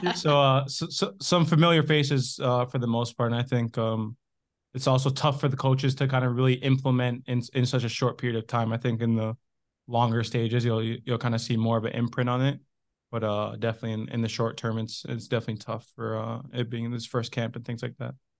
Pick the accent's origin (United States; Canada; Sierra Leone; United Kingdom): Canada; I grew up in Canada